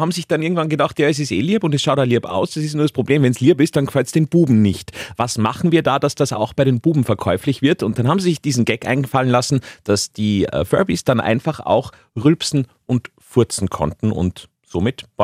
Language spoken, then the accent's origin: German; Vienna, Austria; ich komme aus Wien, einer größeren Stadt an der Donau.